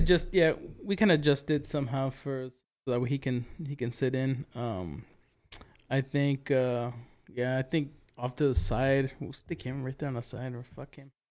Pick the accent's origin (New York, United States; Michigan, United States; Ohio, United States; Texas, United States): Texas, United States; Big Wells; right outside of Big Well's, my hometown